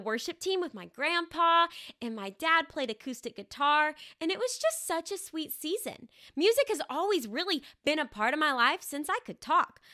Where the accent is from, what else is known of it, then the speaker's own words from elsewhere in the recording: Arkansas, United States; I'm actually from Arkansas. And I grew up in the same house, this little red brick house with a white picket fence, for the very first eighteen years of my life